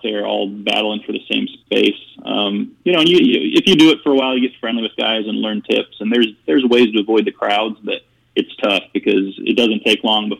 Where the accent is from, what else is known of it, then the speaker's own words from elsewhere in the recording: Phoenix, Arizona, United States; I was born and raised here in Phoenix, and I'm one of the guys who was born and raised here and didn't leave